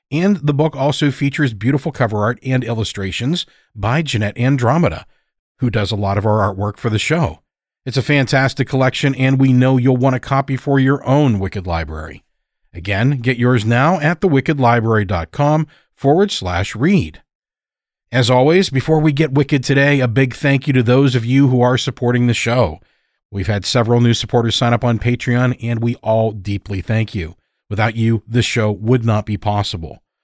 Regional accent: Wales, United Kingdom; I'm a storyteller from Wales in the UK.

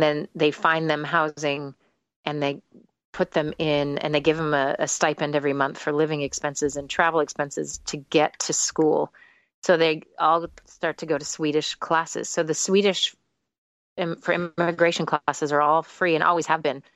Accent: United States; moved away as an adult; also born or lived in Israel / London, United Kingdom; now in Sweden; I'm only American

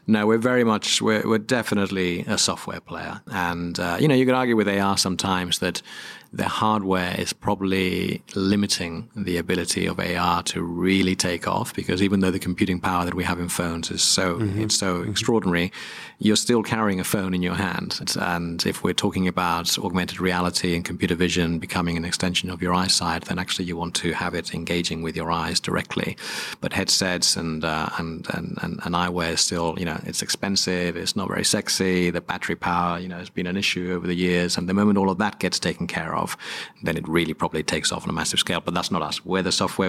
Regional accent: Spain; moved away as an adult; also born or lived in New York, United States; now in United Kingdom; I was brought up in Spain, and uh, Spanish father, English mother

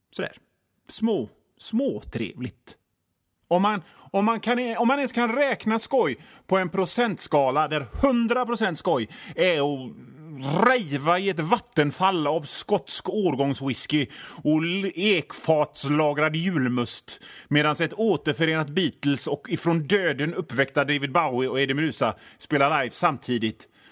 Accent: Hönö, Västra Götaland, Sweden; jag är från Hönö

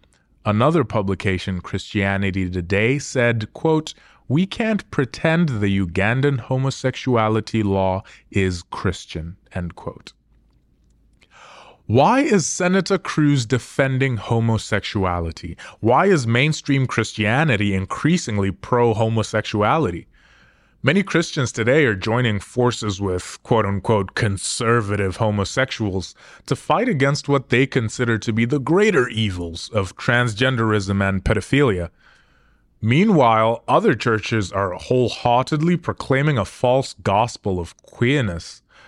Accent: Zimbabwe; America is leaps and bounds ahead of my home country of Zimbabwe.

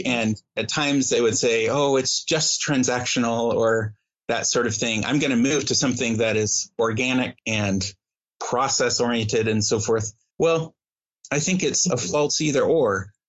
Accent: Midwest, United States; growing up in the Midwest

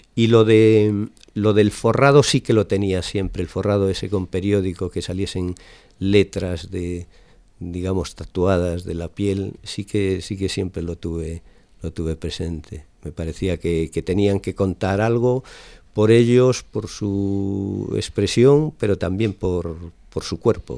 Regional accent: Lalín, Galicia, Spain; moved away as an adult; now in Zaragoza, Spain; Yo soy gallego. Nací en, en Lalín, pero llevo ahora viviendo pues más de 25 años en Zaragoza.

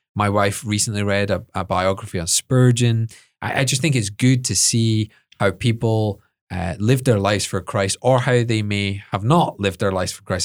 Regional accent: Edinburgh, Scotland, United Kingdom; I was brought up in Edinburgh

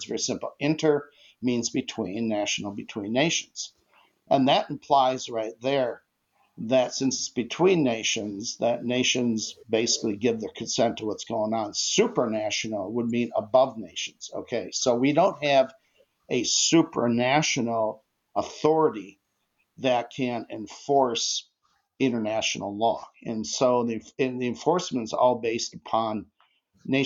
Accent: United States; as an American

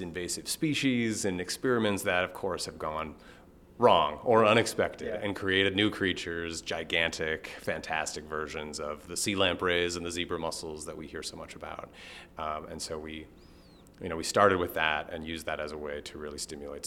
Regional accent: Milwaukee, Wisconsin, United States; moved away as an adult; also born or lived in California; I grew up in the Milwaukee area

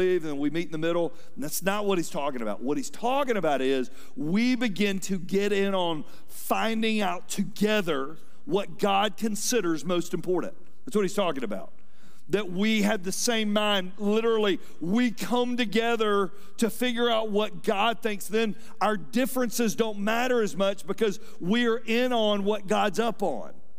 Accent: Atlanta, Georgia, United States; I was raised here in Atlanta

